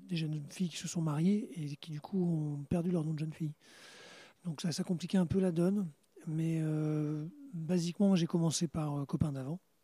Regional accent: Normandy, France; nous, on n'est pas de Cherbourg, on est normand

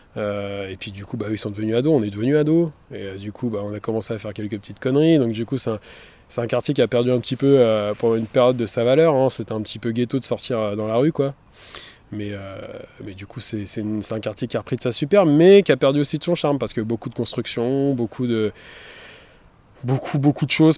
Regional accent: Montreuil, Île-de-France, France; j'ai grandi dans le quartier Paul Signac, rue Rochebrune au 18 toute ma vie.

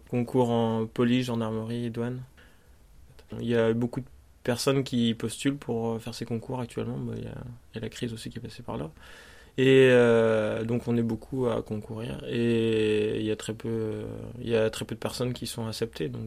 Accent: Brittany, France; born or raised there; moved away as an adult; now in Paris, France

